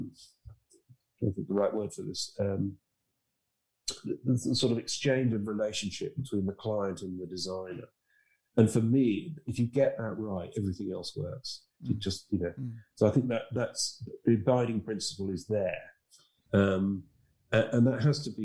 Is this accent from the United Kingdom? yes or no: yes; Harrogate, Yorkshire and the Humber, United Kingdom; moved away as an adult; also born or lived in London; now in outside London, United Kingdom; I came from Harrogate in Yorkshire